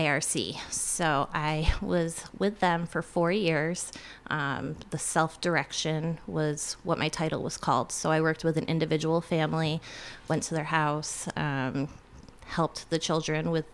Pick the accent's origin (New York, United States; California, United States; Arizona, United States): New York, United States; Mooers Forks area, near Rouses Point / Champlain; I was from the Morris Forks area